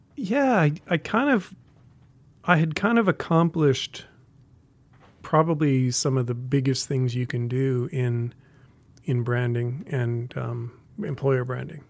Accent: Colorado, United States; moved away as an adult; also born or lived in Australia / London; now in Missoula, United States; I grew up in Colorado

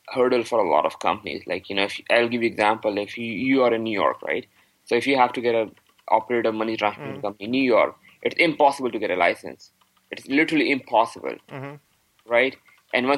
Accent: Pakistan; now in Canada; I am from Pakistan

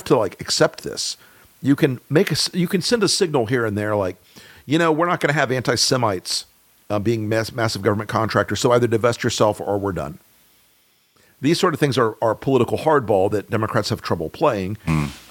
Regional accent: Deep South, United States; I'm from the South. I'm from the deep South. I live in North Florida

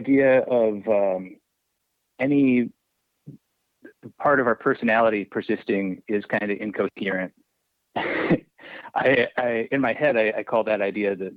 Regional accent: Indiana, United States; also born or lived in Pittsburgh; I grew up in Indiana

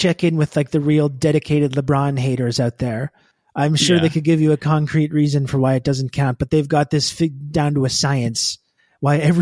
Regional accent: Canada; I'm Canadian.

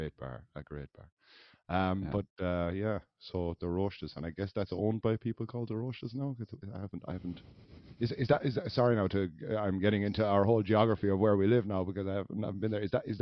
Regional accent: Ireland; Is that now us being two Irish people?

